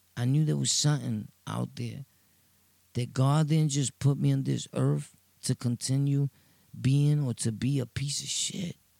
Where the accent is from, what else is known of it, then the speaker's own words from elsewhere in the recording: New York City, New York, United States; from Brooklyn, Sunset Park